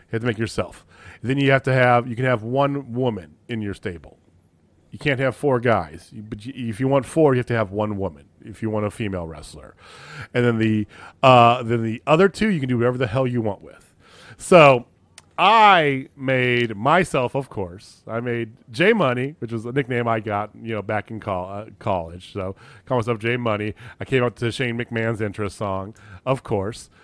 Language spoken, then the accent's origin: English; Central Illinois, United States; moved away; also born or lived in Missouri; I grew up in Central Illinois